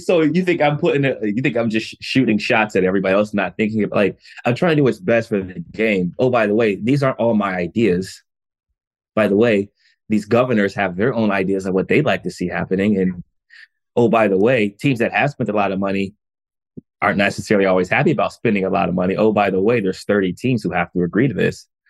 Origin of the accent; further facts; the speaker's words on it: United States; as a black man growing up in America